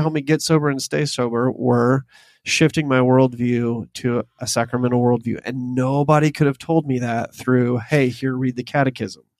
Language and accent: English; the South, United States; the poetry that I was born into as a Southerner